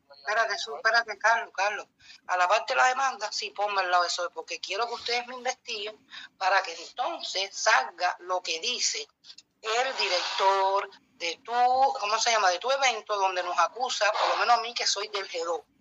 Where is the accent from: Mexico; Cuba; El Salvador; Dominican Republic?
Cuba; como cubana